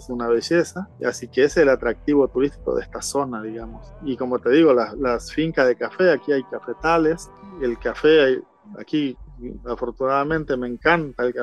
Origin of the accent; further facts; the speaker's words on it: Argentina; now in El Salvador; lógicamente yo como, como argentino tengo que ser un embajador de mi país y tratar de, cultivar buenas costumbres y las amistades, ¿verdad?